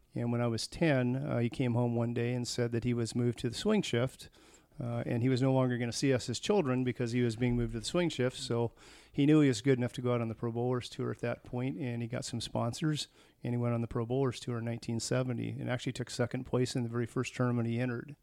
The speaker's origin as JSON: {"language": "English", "town": "Tacoma", "region": "Washington", "country": "United States", "tie": "born or raised there", "also_born_or_lived": "Dublin, California", "moved": "as an adult", "said": "was born in Tacoma, Washington in nineteen sixty"}